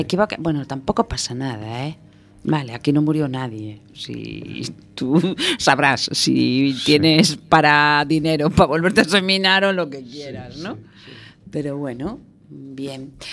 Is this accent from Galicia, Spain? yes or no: yes; Galicia, Spain; soy gallega